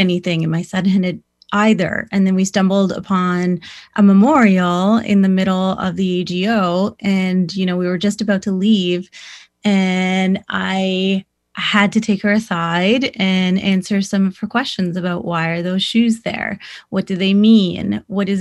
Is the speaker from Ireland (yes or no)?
no; Six Nations Reserve, Ontario, Canada; I grew up on the Six Nations Reserve